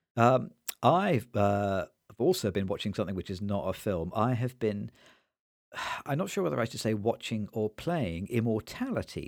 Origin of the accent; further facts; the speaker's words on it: Nottingham, East Midlands, United Kingdom; when I grew up in Nottingham